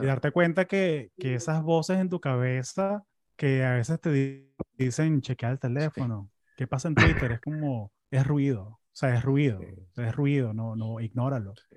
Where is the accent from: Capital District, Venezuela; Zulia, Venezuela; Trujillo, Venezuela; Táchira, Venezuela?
Capital District, Venezuela; Caracas; moved away as an adult; now in United States; yo me acuerdo cuando era chamo en Caracas